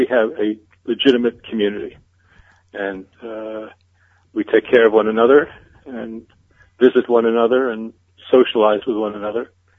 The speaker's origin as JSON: {"language": "English", "town": "New York City", "region": "New York", "country": "United States", "tie": "born or raised there", "moved": "as an adult", "lives_now": "Beit Shemesh, Israel"}